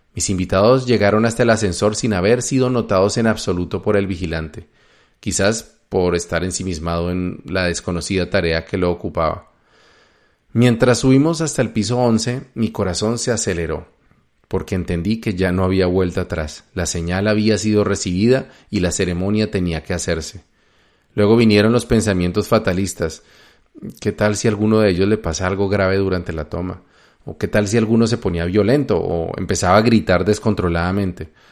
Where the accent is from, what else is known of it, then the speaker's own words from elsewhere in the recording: Colombia; moved away as an adult; also born or lived in United States; me presenté como un colombiano admirador del libro de Urantia